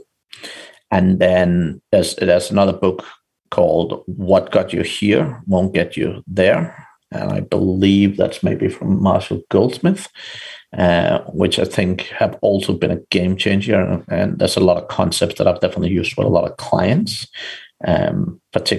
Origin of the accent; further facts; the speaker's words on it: Denmark; moved away as an adult; also born or lived in Ireland; I'm from Denmark originally, but I got a job moving to Ireland